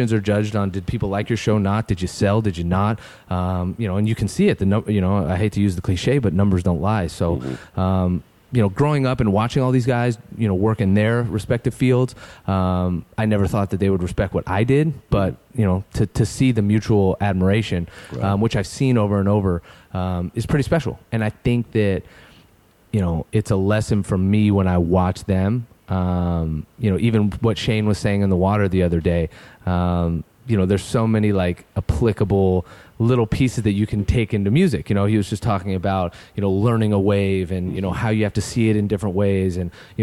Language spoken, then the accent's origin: English; San Francisco, California, United States; now in Los Angeles, United States; I grew up in San Francisco Bay Area.